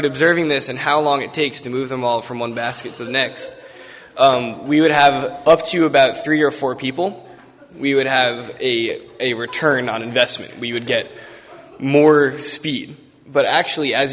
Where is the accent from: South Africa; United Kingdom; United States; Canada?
United States; Long Island, New York; I'm from Long Island